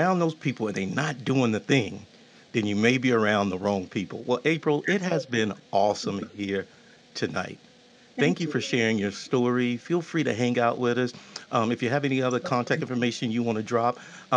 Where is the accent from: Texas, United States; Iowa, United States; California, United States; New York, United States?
Texas, United States; I'm from Texas